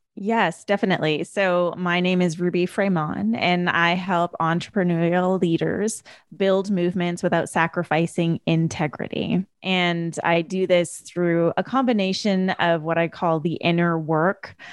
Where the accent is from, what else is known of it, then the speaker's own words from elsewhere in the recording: Canada; I grew up in a first generation family in Canada. So my parents, after they got married, immigrated to Canada and I was born in Canada